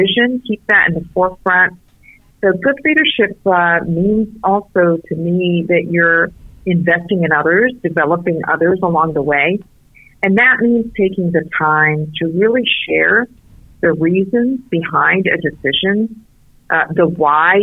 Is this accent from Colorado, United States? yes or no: no; South Florida, United States; English is a second language; also born or lived in Beirut, Lebanon; I have grown up since then here in South Florida